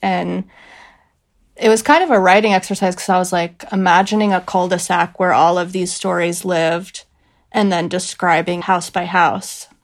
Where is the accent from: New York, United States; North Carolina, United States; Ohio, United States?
North Carolina, United States; Greensboro; I'm from Greensboro, North Carolina